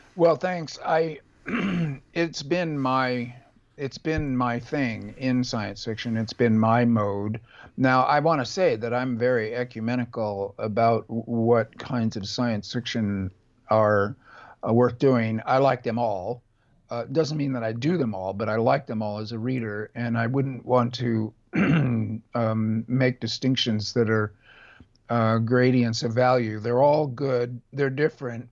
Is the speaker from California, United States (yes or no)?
yes; California, United States; a nineteen seventies hippie leftist, California Buddhist, um, um, uh, American left winger